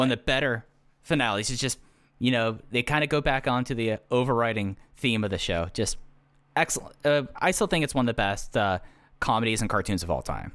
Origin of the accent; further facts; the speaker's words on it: Texas, United States; growing up in Texas